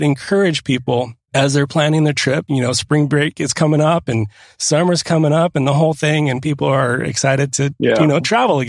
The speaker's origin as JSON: {"language": "English", "region": "Southern California", "country": "United States", "tie": "born or raised there", "said": "Growing up in Southern California"}